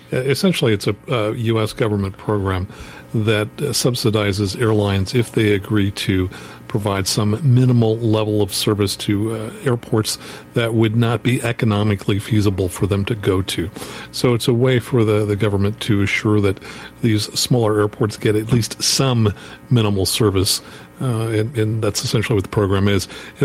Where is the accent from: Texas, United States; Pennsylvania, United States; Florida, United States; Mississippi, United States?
Pennsylvania, United States; Wellsboro; I know it really well because that's close to where I grew up in Wellsboro, PA.